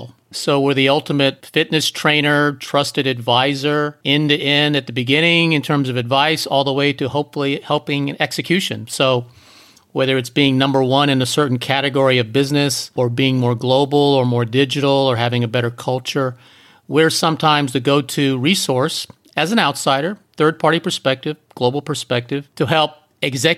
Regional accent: East Coast, United States; also born or lived in Hong Kong; now in San Diego, United States; we lived in Hong Kong for 10 years, and we're from the East Coast

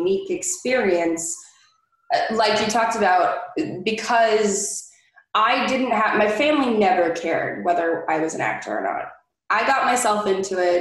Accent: Southern California, United States; me being born and raised in Southern California

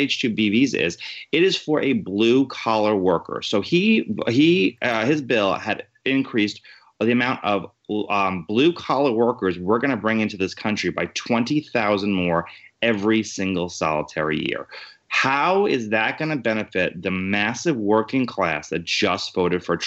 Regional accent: New York City, New York, United States; I'm born and raised Queens

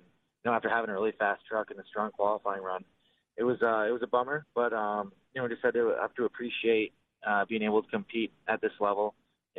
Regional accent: Southern Ontario, Canada; being from Southern Ontario and being Canadian

